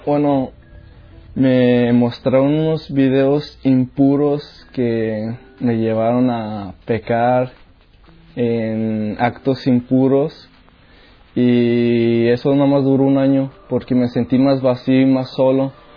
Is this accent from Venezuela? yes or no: no; León, Guanajuato, Mexico; moved away; Soy de México, de León, Guanajuato.